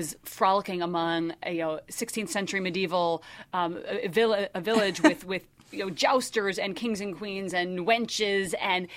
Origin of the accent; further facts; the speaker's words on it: Minnesota, United States; moved away; I grew up in Minnesota, but my dad produced all the rock concerts that came to town